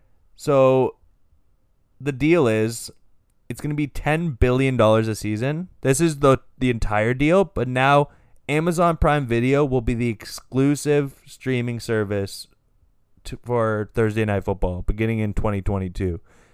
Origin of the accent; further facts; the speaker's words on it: Canada; I'm a Canadian. I'm just a Canadian guy.